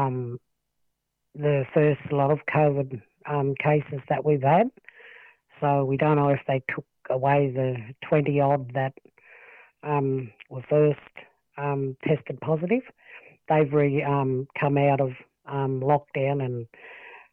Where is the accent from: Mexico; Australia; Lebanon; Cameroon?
Australia; Wilcannia, New South Wales; born and raised in Wilcannia. I'm a Barkindji descendant. Lived in Wilcannia all my life, grew up here